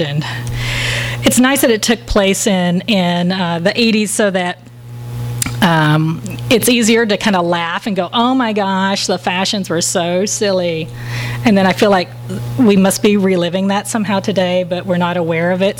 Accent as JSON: {"language": "English", "region": "Texas", "country": "United States", "said": "I am from Texas"}